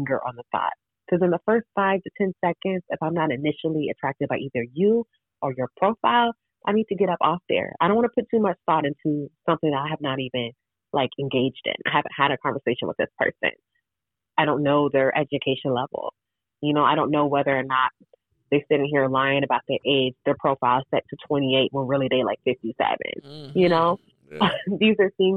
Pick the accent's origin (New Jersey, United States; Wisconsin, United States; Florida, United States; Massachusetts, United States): Florida, United States; I'm from Florida